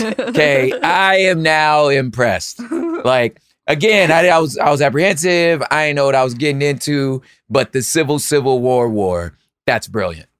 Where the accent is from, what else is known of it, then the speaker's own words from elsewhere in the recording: California, United States; I'm a Californian